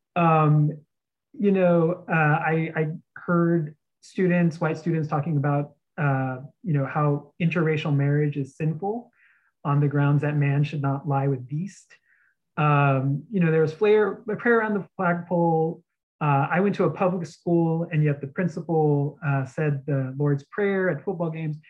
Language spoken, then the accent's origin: English; outside of San Antonio, Texas, United States; now in New York City, United States; I grew up in Texas, uh, outside of San Antonio